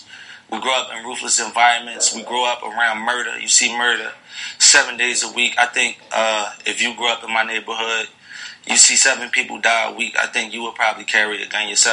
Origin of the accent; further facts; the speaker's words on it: United States; I grew up in America in a ruthless neighborhood where we're not protected by police.